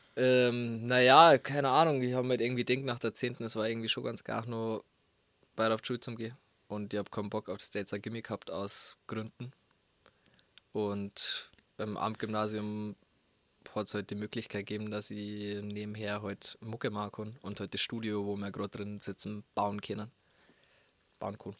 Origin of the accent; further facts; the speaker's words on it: Lingeres, Bavaria, Germany; accent: Bavarian; first language Bavarian; moved away as an adult; now in Berlin, Germany; ich bin wie gesagt in Lingeres aufgewachsen und hab halt immer bloß Bordisch geredet. Also ich hab halt daheim Bordisch geredet